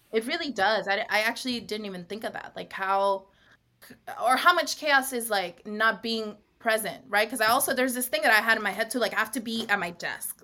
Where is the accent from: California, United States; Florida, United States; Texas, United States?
California, United States; Long Beach; now in New York, United States; I am from originally from Long Beach, California, but I'm currently podcasting from Harlem